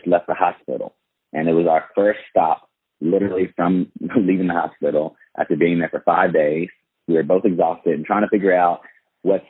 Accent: Fort Worth, Texas, United States; moved away as an adult; now in Chino Hills, United States; I'm from Fort Worth, Texas, and I actually relocated to SoCal, the Chino Hills area, for the second time in 2019

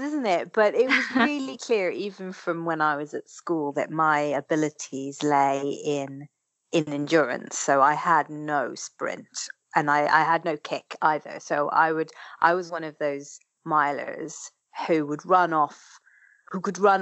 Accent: Ireland; because I grew up in Ireland

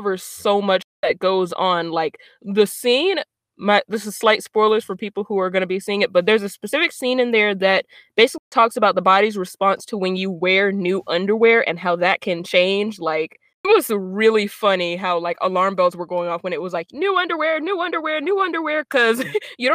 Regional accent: the South, United States; I'm from the South, so underwear isn't called panties. It's called drawers.

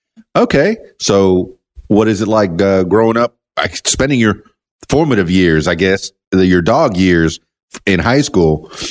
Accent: South Florida, United States; We're from South Florida

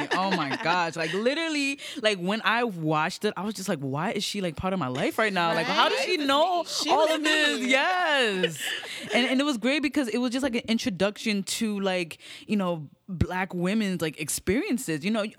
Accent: Brooklyn, New York, United States; I'm a singer-songwriter, born and raised in Brooklyn, New York, East Flatbush.

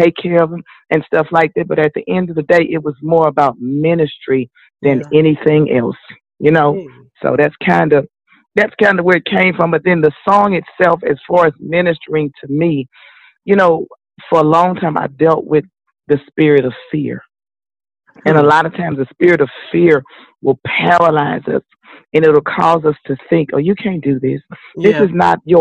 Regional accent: Houston, Texas, United States; I grew up right here in Houston, Texas

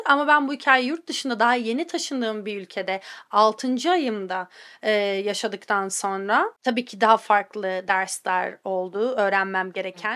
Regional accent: Antalya, Turkey; moved away as an adult; also born or lived in Istanbul; now in United States; Ben Antalyalıyım bu arada İstanbullu değilim.

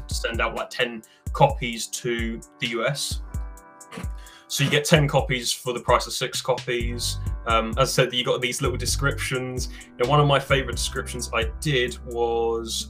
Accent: United Kingdom; I'm British

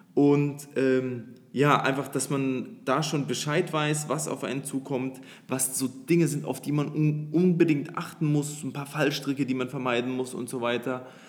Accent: Nuremberg, Bavaria, Germany; moved away as an adult; now in Dubai, United Arab Emirates; wir kommen aus Nürnberg

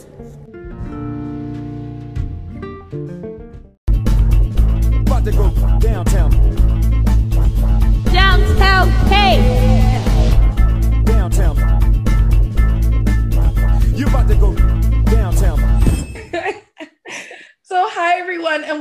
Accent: Jamaica; I'm Jamaican

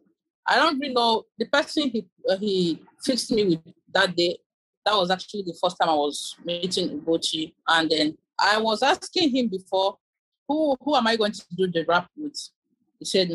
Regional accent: Okija, Anambra, Nigeria; moved away as an adult; also born or lived in Onitsha / Guinea-Bissau; I'm from Anambra State. Okay. So I grew up in Okija. I stayed there for long.

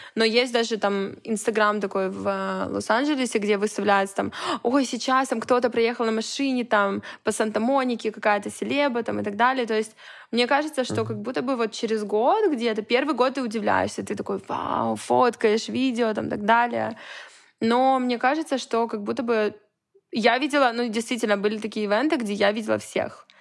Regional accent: Vladivostok, Primorsky Krai, Russia; also born or lived in Saint Petersburg; now in Los Angeles, United States; Я не из Петербурга, я из Владивостока

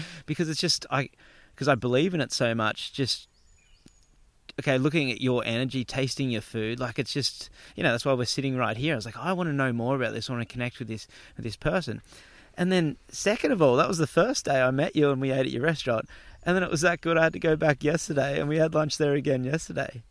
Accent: Gold Coast, Queensland, Australia; Palm Beach where I grew up on the Gold Coast

